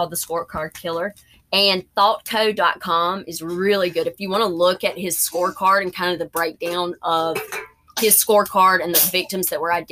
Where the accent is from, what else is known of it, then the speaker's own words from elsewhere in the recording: the South, United States; accent: southern; my southern accent